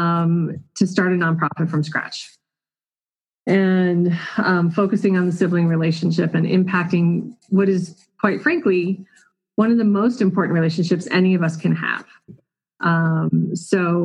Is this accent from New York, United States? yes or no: no; Colorado, United States; I am a lifelong Colorado resident, so born and raised right here in Colorado